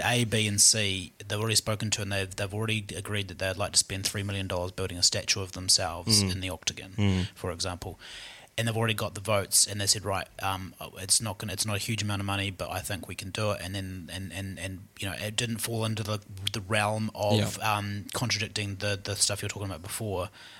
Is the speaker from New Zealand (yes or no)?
yes; Mosgiel, Otago, New Zealand; Hey, I'm from Mosgiel, so don't get onto that. That's a sore subject for Mosgielians.